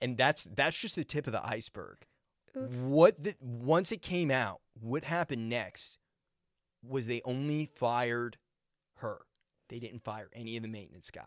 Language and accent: English; Maine, United States; I grew up in Maine, and we'd have to shovel